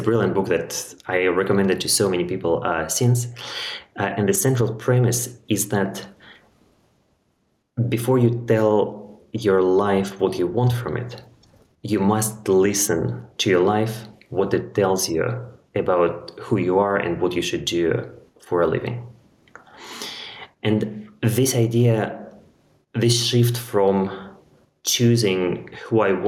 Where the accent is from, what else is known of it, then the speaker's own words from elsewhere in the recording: Russia; moved away as an adult; also born or lived in London, United Kingdom; now in Portugal; as a child growing up in Russia